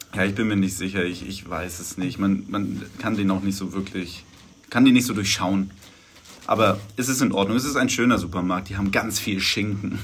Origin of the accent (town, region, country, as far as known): Germany